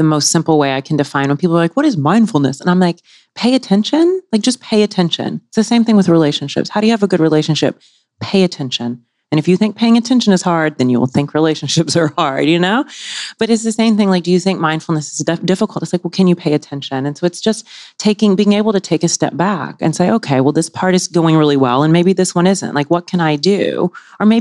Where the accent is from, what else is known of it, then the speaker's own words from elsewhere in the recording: Mississippi, United States; moved away; I'm from the South. I grew up in Mississippi, of all places